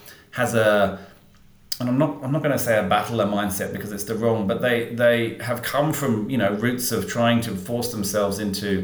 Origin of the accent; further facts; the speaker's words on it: England, United Kingdom; now in Australia; I live here, even though I'm English